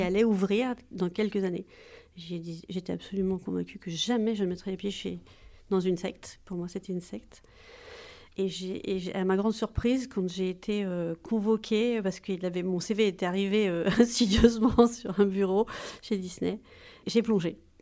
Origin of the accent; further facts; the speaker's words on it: Corsica, France; also born or lived in Paris; je suis corse, donc j'ai toujours baigné dans les eaux limpides